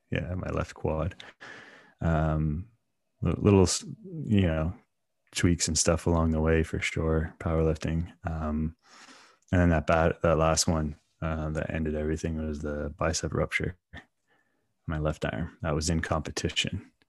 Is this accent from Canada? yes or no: yes; Canada; growing up in Canada